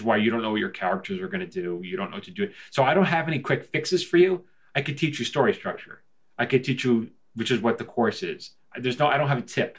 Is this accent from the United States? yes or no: yes; New York, United States; now in Los Angeles, United States; I'm from New York